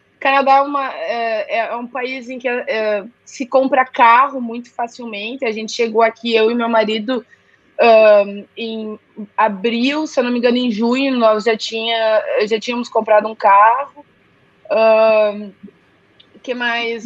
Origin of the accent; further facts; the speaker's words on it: Gaúcho, Rio Grande do Sul, Brazil; moved away; meu eu e meu, meu marido somos gaúchos